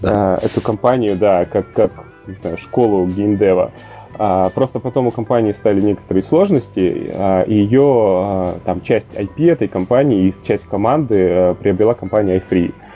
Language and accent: Russian; Yekaterinburg, Sverdlovsk Oblast, Russia; moved away as an adult; also born or lived in Saint Petersburg; Я сам родом из Екатеринбурга, а, какое-то время назад оттуда уехал